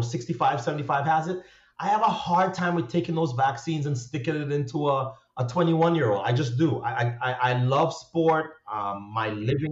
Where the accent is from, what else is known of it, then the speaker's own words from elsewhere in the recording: Trinidad & Tobago; growing up in Trinidad, where the standard of education is extremely high